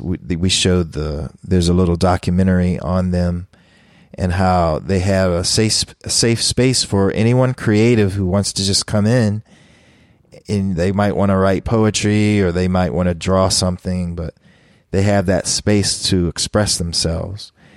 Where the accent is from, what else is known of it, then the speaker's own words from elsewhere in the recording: Philadelphia, Pennsylvania, United States; I grew up in Philly